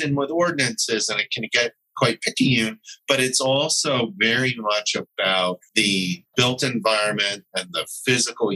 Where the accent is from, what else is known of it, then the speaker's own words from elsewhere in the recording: Teaneck, New Jersey, United States; my hometown of Teaneck, New Jersey, where there is a master plan that the township has.